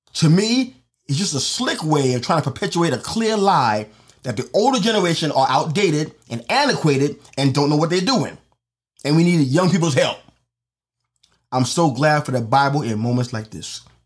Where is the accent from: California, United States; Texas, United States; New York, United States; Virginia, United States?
New York, United States; New York City; my hometown, for example, on the Upper East Side